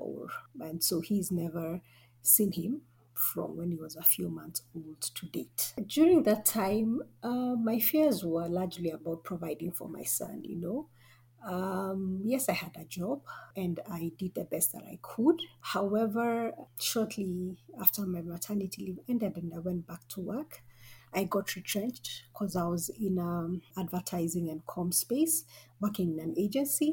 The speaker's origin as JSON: {"language": "English", "region": "Nairobi", "country": "Kenya", "said": "I'm from Nairobi, Kenya."}